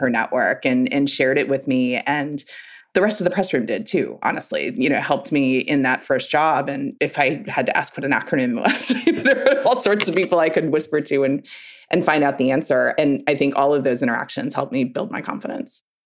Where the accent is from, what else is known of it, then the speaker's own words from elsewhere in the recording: Newtown, Connecticut, United States; I grew up in Newtown, Connecticut.